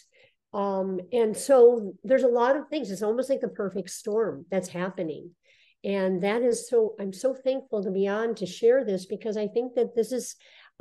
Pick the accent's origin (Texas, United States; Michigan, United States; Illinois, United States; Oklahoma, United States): Michigan, United States; moved away as an adult; also born or lived in New York / California; I was born and raised in Michigan